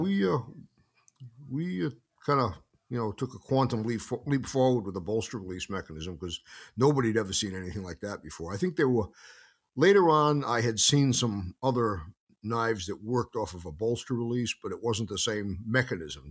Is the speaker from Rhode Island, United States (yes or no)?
yes; Carolina, Rhode Island, United States; I grew up in a small village. It was an old, uh, textile mill town at the time